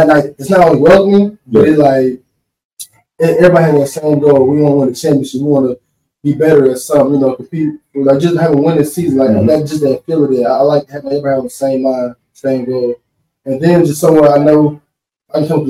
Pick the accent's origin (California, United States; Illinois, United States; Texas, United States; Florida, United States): Texas, United States; Wallis; also born or lived in Louisiana; I'm from Wallace, Texas. It's a small town right outside of Houston.